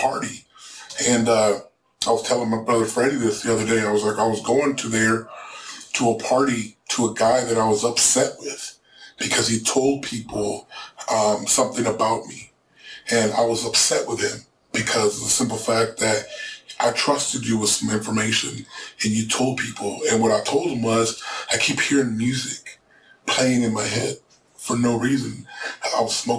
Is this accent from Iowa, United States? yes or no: yes; Des Moines, Iowa, United States; English is a second language; also born or lived in Ciudad Juarez, Mexico / Orange County, California; been raised on the south side of Des Moines